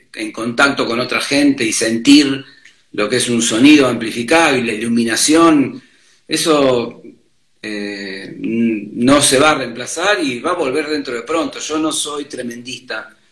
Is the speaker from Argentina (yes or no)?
yes; Mar del Plata, Buenos Aires Province, Argentina; moved away as an adult; now in Buenos Aires, Argentina; yo vine de Mar del Plata porque quería ser músico, vivir de la música en Buenos Aires